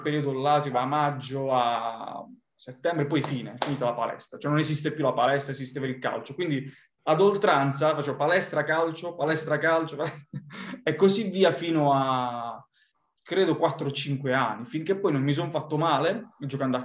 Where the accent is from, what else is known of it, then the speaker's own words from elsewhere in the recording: Apulia, Italy; moved away; provenendo dal, dal sud Italia, quindi dalla Puglia